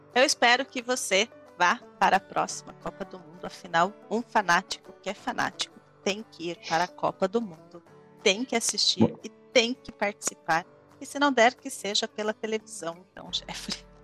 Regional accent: Brazil; como brasileira

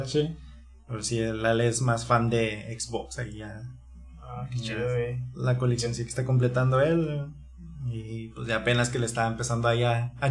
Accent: Torreón, Coahuila, Mexico; moved away as an adult; now in Chihuahua, Mexico; vivimos aquí en Chihuahua, pero en sí en nosotros no somos de aquí, de Chihuahua capital, nosotros venimos de Torreón, Coahuila

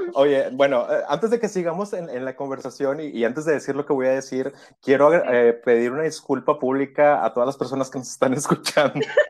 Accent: Reynosa, Tamaulipas, Mexico; also born or lived in Veracruz; vivo en Reynosa, Reynosa, Tamaulipas

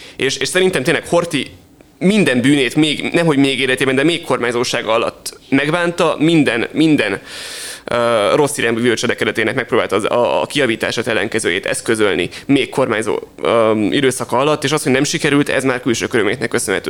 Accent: Hungary

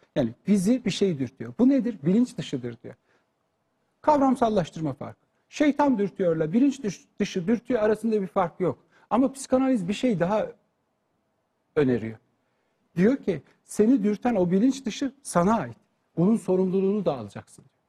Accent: Turkey; Biz Türk olarak

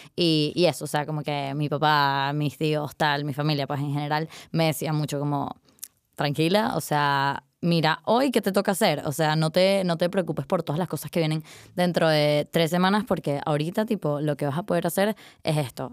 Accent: Caracas, Capital District, Venezuela; moved away as an adult; now in Madrid, Spain; me fui de Caracas

